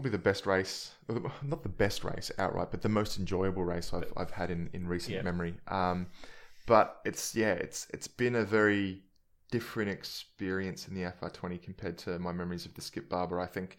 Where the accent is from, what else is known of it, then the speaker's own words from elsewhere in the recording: Adelaide, South Australia, Australia; I've been running the Subaru just because growing up in Salisbury and Adelaide, everybody wanted a WRX